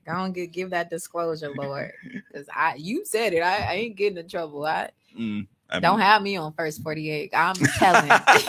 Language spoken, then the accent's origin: English; Chicago, Illinois, United States; So y'all know I'm from Projects of Chicago. Moved up here, all that good stuff. lived in a shelter, eventually moved out to Cudahy, right?